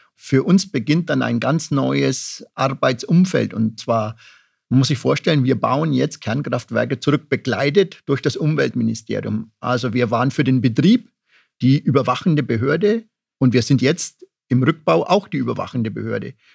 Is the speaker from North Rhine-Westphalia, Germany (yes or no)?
no; Upper Franconia, Bavaria, Germany; meine Heimat Oberfranken, mein Landkreis Vorheim